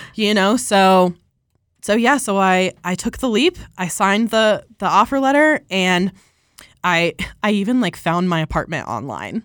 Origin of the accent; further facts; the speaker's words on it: Colorado, United States; I'm from Colorado, born and raised here